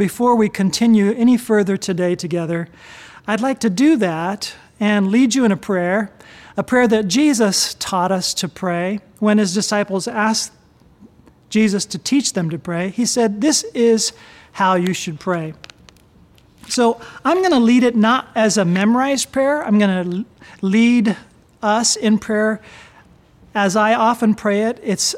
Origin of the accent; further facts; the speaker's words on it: Japan; I grew up in Japan. My parents were missionaries.